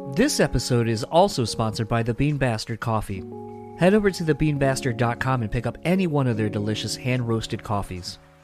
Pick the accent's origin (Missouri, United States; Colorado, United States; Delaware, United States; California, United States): Delaware, United States; now in Grand Rapids, Michigan, United States; I'm originally from Delaware, though, so kind of a nomad, man of no land.